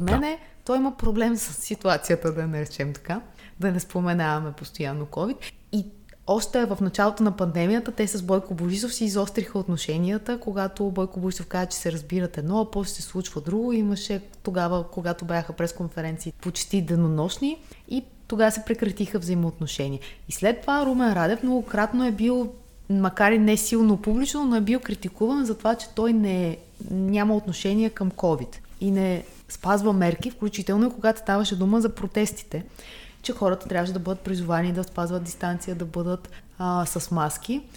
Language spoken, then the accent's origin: Bulgarian; Bulgaria